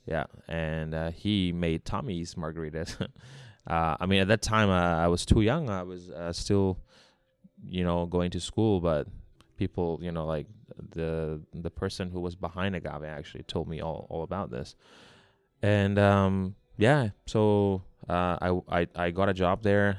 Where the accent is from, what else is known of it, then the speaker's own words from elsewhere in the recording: Hong Kong; also born or lived in Australia; I was born in Hong Kong. I grew up in Hong Kong